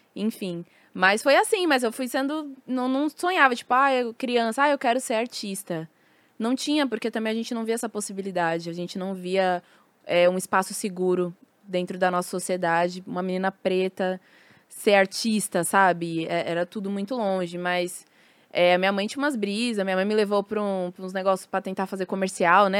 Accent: São Paulo, Brazil; Nasci em São Paulo, em Santo Amaro, na, na Sul.

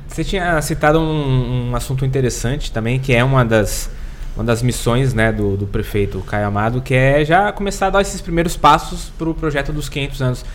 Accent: Santos, São Paulo, Brazil; now in São Vicente, Brazil; eu sou santista, né? Mas é, aprendi a, a, a, amar essa cidade

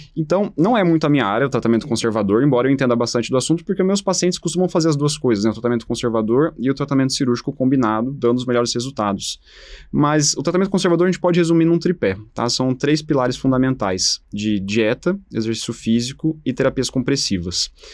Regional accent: Paraná, Brazil; moved away as an adult; also born or lived in São Paulo; Eu sou original do Paraná, eu fiz minha formação na Faculdade de Medicina da Universidade Estadual de Londrina

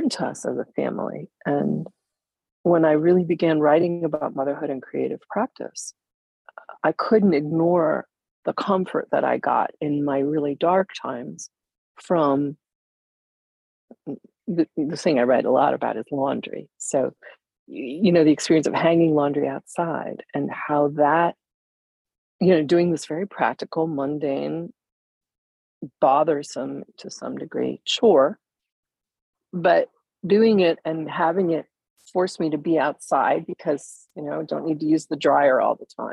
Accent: Upper Peninsula of Michigan, United States; also born or lived in Evanston, Illinois; my family moved to the Upper Peninsula of Michigan when I was 9, and that really became my home

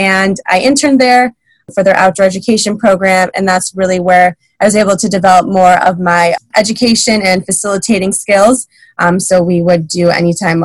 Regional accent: West Bloomfield, Michigan, United States; I'm born and raised in Michigan. I grew up in West Bloomfield

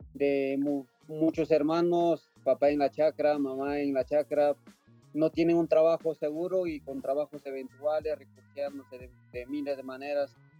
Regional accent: Yauli, Peru; mi pueblo que se llama Yauli

